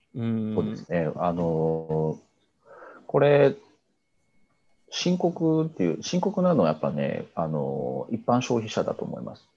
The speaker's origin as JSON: {"language": "Japanese", "town": "Kitakyushu", "region": "Fukuoka", "country": "Japan", "tie": "born or raised there", "said": "僕、あの、出身が北九州なんですけど"}